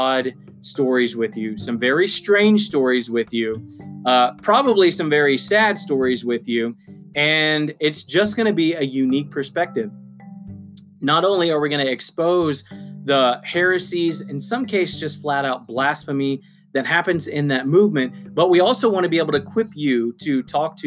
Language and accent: English; United States; as you can already tell by my accent, I am an American. I live on the East Coast in the South.